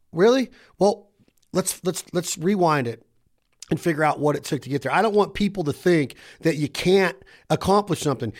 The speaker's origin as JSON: {"language": "English", "town": "Reno", "region": "Nevada", "country": "United States", "said": "I'm from Reno, Nevada."}